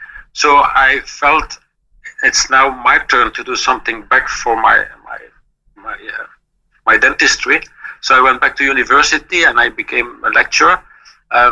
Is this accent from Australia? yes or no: no; Belgium; English is a second language; I was born in 1956 in Belgium, so I'm not a German.